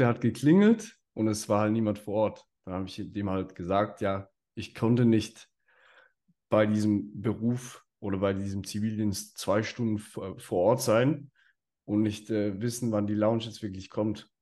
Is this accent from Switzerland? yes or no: yes; Switzerland